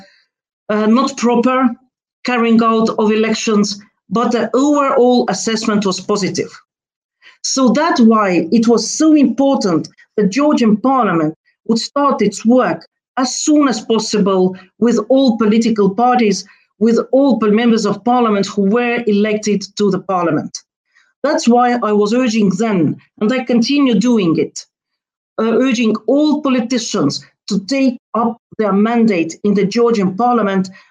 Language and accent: English; Estonia; moved away as an adult; now in Brussels, Belgium; I come from Estonia.